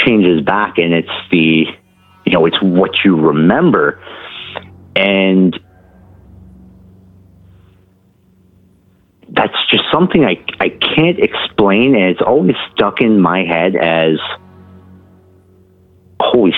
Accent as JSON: {"language": "English", "region": "Ontario", "country": "Canada", "said": "I'm from Ontario, Canada"}